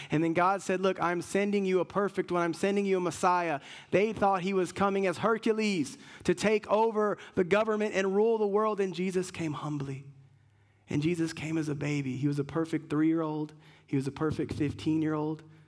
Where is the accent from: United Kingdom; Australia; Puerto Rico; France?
Puerto Rico; I'm Puerto Rican